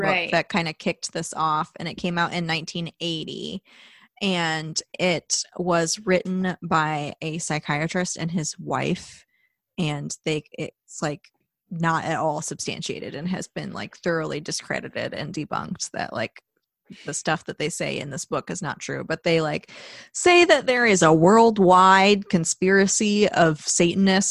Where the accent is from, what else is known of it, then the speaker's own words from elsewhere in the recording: Midwest, United States; I grew up in the Midwest